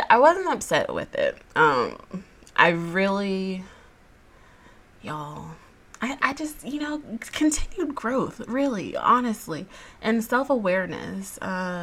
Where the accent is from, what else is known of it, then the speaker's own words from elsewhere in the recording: Georgia, United States; I was born and raised in the Peach State